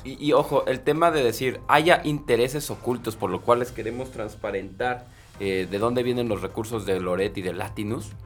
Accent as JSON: {"language": "Spanish", "country": "Mexico", "said": "a mí como mexicano"}